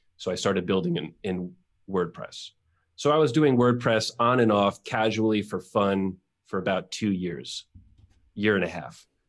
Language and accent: English; New York, United States; moved away as an adult; now in Mexico; I am born and bred in New York. Grew up there my whole life